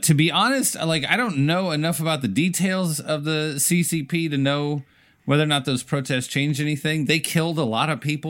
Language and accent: English; United States; I'm an American